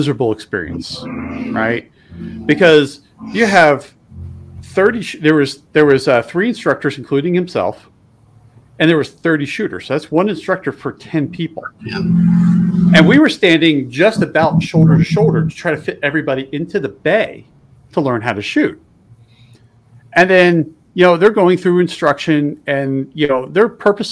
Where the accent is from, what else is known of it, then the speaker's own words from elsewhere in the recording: East Coast, United States; moved away; also born or lived in West (US); I'm originally from the East Coast